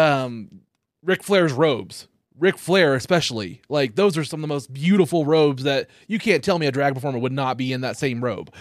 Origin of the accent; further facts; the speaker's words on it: Copan, Oklahoma, United States; also born or lived in Bartlesville; I actually grew up in a town called Copan, which is about twenty minutes north of here